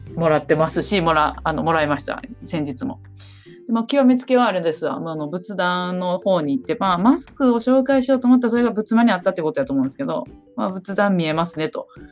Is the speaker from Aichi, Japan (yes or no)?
yes; Aichi, Japan; moved away; also born or lived in Kumamoto, Kumamoto; 実家は私愛知県なんです